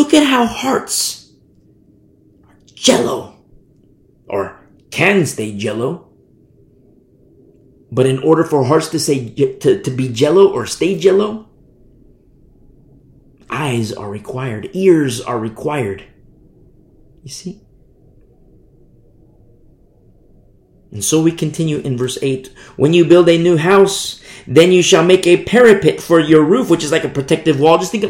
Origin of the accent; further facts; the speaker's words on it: United States; I'm American. I teach from America